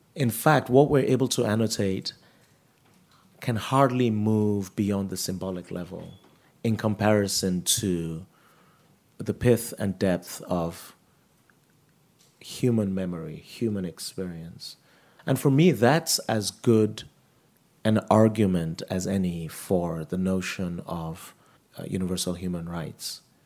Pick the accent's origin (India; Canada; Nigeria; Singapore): Nigeria; also born or lived in United States; now in New York City, United States; I grew up in Nigeria and I had a happy childhood